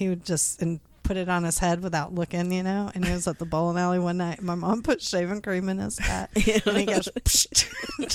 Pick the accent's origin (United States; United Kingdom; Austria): United States; Midwest; growing up in the Midwest